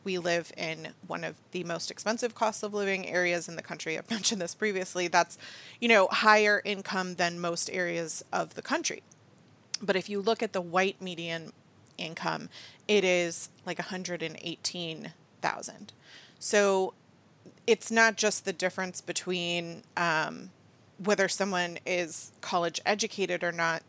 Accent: United States; I'm about as American as it gets

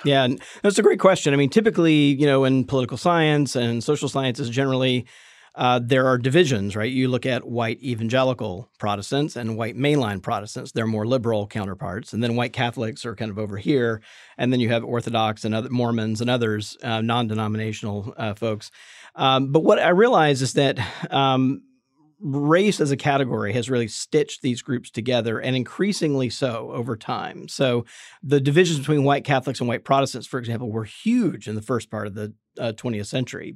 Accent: Jackson, Mississippi, United States; I grew up Southern Baptist in Mississippi

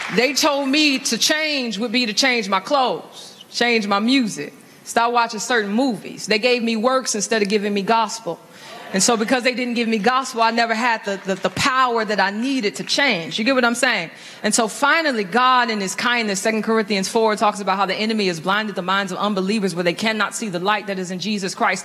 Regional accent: St. Louis, Missouri, United States; I was raised in St. Louis into a, a single parent home

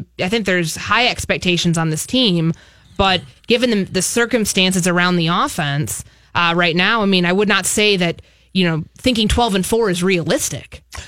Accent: Chicago, Illinois, United States; also born or lived in Bay Area, United States; I'm from Chicago originally, so I love the Midwest.

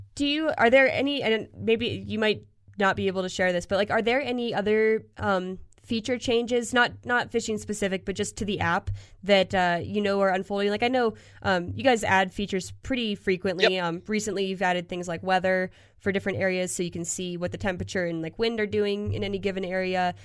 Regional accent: Pennsylvania, United States; now in Colorado, United States; growing up in Pennsylvania

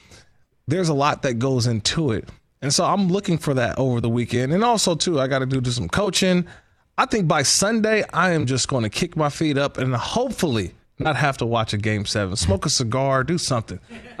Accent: Bay Area, California, United States; growing up in the Bay Area

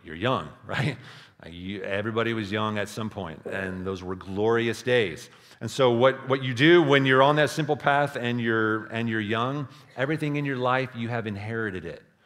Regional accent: Texas Hill Country, United States; I grew up in the Texas Hill Country

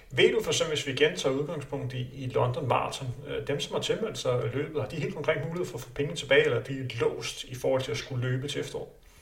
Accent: Denmark; vi er danskere

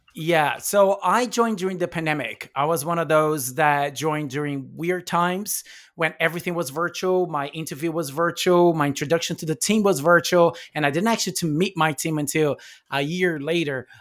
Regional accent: São Paulo, Brazil; English is a second language; moved away; I'm from Brazil, so in São Paulo

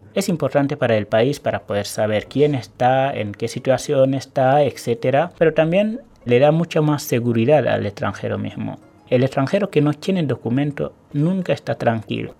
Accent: Senegal; moved away as an adult; now in Argentina; Dejé mi familia, una carrera universitaria, eh, amigos, dejé un montón de cosas atrás

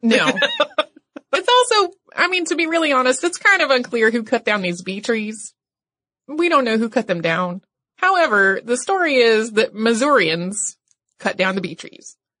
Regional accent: North Carolina, United States; my home state, which is North Carolina

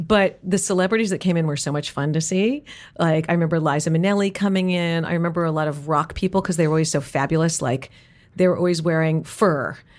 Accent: New York City, New York, United States; I grew up in New York City

